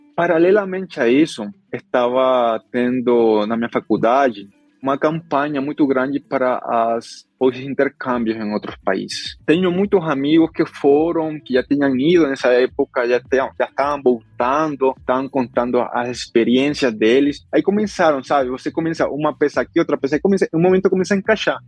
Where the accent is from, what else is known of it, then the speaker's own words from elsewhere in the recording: northern Colombia, Colombia; Portuguese is a second language; moved away as an adult; also born or lived in Medellín / São Paulo, Brazil; now in Brazil; eu sou da Colômbia, parte norte da Colômbia, eh, eu nasci no interior, no estado da Colômbia